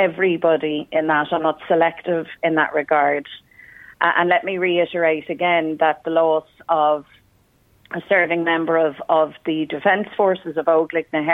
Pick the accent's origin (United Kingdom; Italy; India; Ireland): Ireland; Dublin, Leinster; I was the child growing up in Dublin